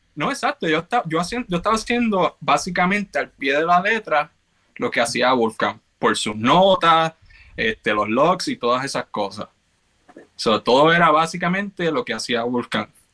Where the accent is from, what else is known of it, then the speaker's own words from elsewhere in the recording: Carolina, Puerto Rico; moved away as an adult; also born or lived in New York / Georgia; now in Baltimore, United States; nací y me crié en Carolina, Puerto Rico.